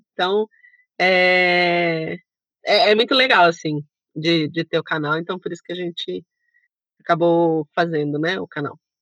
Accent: Sorocaba, São Paulo, Brazil; Nós somos de Sorocaba

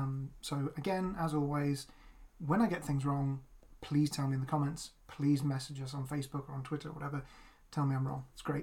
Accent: United Kingdom; So we're both queer, and we're both white and we're both British.

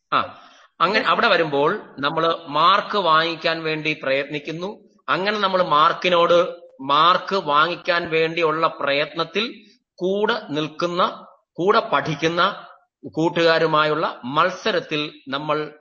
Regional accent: Neyyattinkara, Kerala, India; ഞാൻ എന്റെ സ്വദേശം നെയ്യാറ്റിങ്കരയാണ്

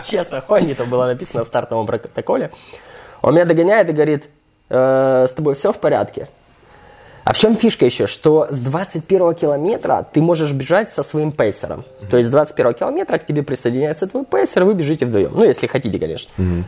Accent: Ukraine; я вообще украинец

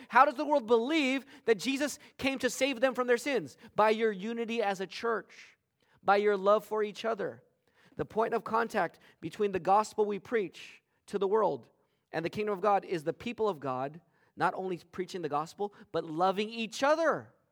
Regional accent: West Covina, California, United States; growing up in West Covina in the nineteen eighties and nineties

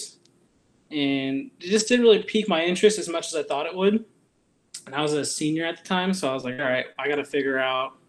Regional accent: Vancouver, Washington, United States; now in Grants Pass, United States; I grew up in Vancouver, Washington

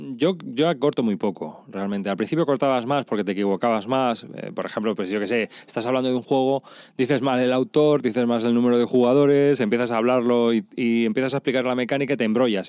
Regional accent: Madrid, Community of Madrid, Spain; yo soy de Madrid, los laísmos, tenemos muchos

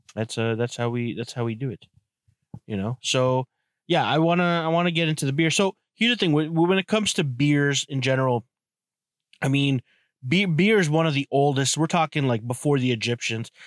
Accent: Canada; I'm from Canada

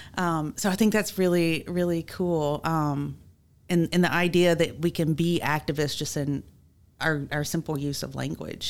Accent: Mississippi, United States; I'm from Mississippi

